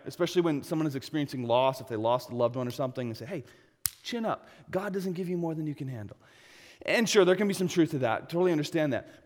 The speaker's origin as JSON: {"language": "English", "country": "United States", "said": "I'm American."}